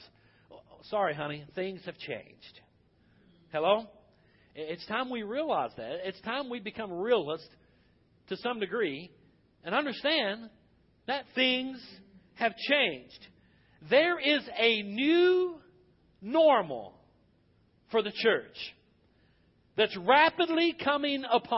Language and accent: English; United States; I am thankful that I am an American citizen. I am thankful that I am a Baptist preacher in America.